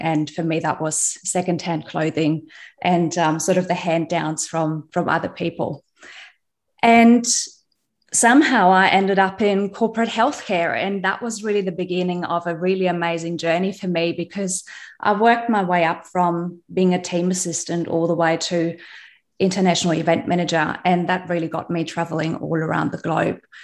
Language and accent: English; West Germany, Germany; moved away as an adult; now in Australia; I was born in East Germany